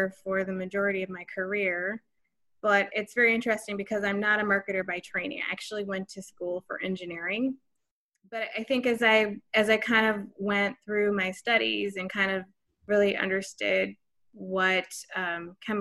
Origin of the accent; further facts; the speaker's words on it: Chicago, Illinois, United States; I'm American-born from the suburbs of Chicago